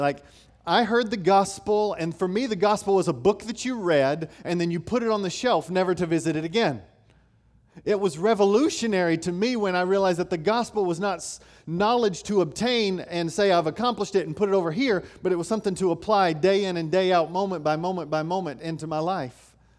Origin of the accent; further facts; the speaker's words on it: Knoxville, Tennessee, United States; I grew up in Knoxville, Tennessee.